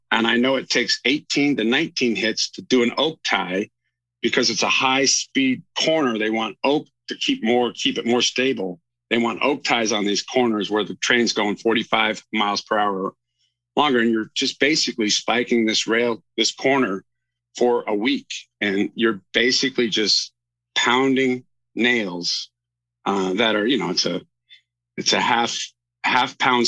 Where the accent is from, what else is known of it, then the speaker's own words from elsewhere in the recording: Alaska, United States; I grew up in Alaska playing hockey